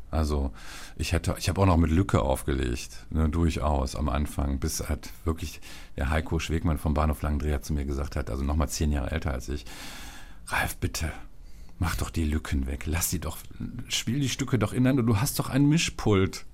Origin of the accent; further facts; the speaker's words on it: Viersen, North Rhine-Westphalia, Germany; da, wo ich groß geworden bin in Viersen